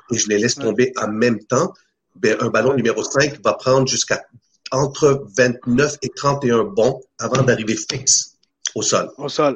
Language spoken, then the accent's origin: French; Chile; now in Canada; depuis tout jeune, moi je viens de l'Amérique du Sud, euh, du mm. Chili